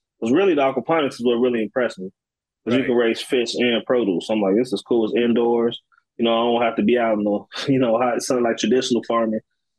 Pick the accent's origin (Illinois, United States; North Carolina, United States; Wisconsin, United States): Illinois, United States; Chicago; also born or lived in Galesburg, Illinois; I grew up in Chicago. Yep. I moved to Galesburg when I was about 16, 17.